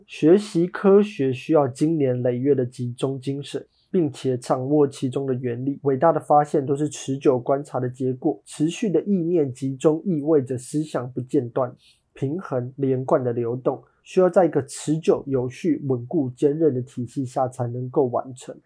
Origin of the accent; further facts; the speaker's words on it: Taiwan; 我们台湾人 ，呃，在小学的时候